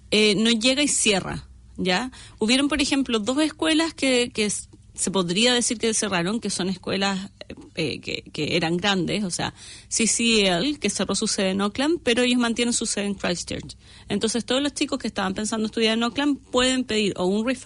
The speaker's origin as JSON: {"language": "Spanish", "town": "Santiago", "region": "Santiago Metropolitan Region", "country": "Chile", "moved": "as an adult", "lives_now": "New Zealand", "said": "Yo soy de Santiago, Chile."}